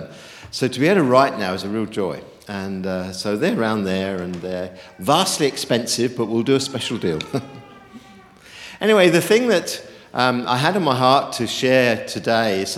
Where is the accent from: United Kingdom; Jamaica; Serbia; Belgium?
United Kingdom; also born or lived in New Zealand; I'm a Brit who's escaped the frozen north